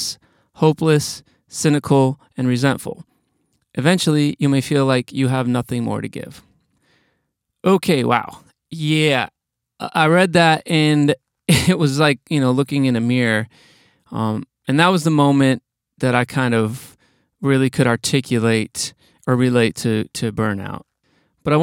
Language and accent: English; Wisconsin, United States; I'm from Wisconsin